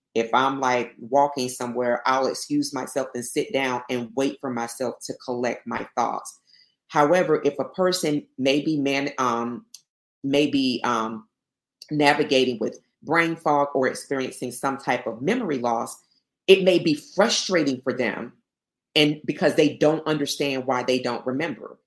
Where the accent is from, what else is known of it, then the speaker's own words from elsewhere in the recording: Albany, Georgia, United States; I'm from Albany, Georgia. So I'm Southwest Georgia.